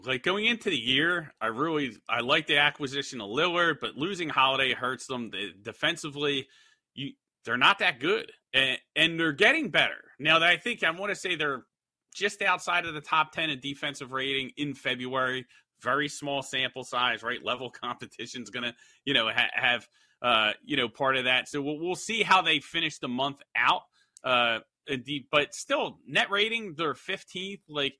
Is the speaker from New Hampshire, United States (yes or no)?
no; Philadelphia, Pennsylvania, United States; Like, I'm from Philadelphia, and I don't think everything that happened here was on Doc Rivers.